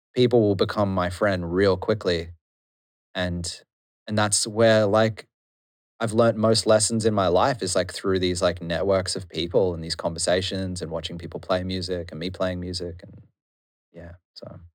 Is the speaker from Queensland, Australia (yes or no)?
yes; Noosa, Queensland, Australia; moved away as an adult; now in Melbourne, Australia; growing up in Noosa is boring and amazing at the same time